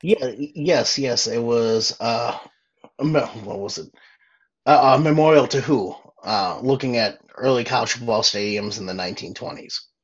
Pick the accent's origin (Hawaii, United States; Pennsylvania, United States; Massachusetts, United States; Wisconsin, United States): Wisconsin, United States; Milwaukee; also born or lived in Eau Claire, Wisconsin / Atlanta, Georgia; the Milwaukee area where I grew up